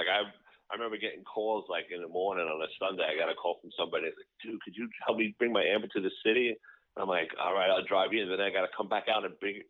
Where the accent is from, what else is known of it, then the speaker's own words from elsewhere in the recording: New York City, New York, United States; also born or lived in Long Island; Yeah, I was born in Astoria, actually.